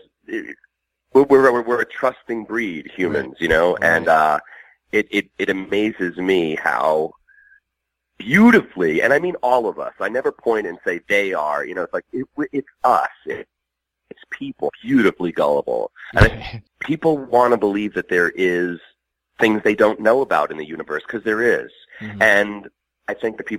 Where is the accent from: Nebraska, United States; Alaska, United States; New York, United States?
New York, United States; Long Island; now in Burbank, United States; I'm originally from Long Island, but I live in Burbank, California now.